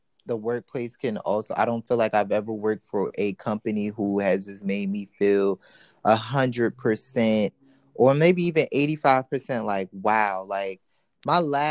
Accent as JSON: {"language": "English", "region": "East Coast", "country": "United States", "tie": "born or raised there", "said": "I grew up on the East Coast"}